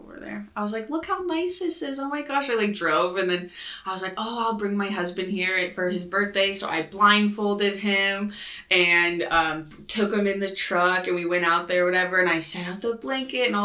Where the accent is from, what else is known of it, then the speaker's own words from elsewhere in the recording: Midwest, United States; I'm from the Midwest